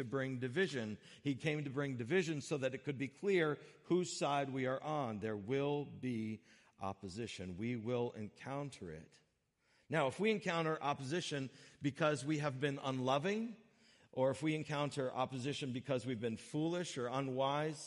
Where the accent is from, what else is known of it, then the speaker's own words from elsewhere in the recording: United States; we, as generally speaking, as American people